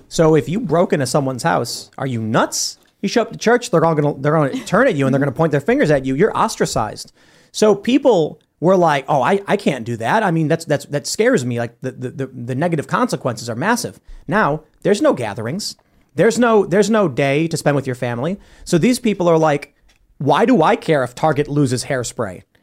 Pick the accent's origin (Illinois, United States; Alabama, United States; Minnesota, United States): Illinois, United States; Chicago; I'm from Chicago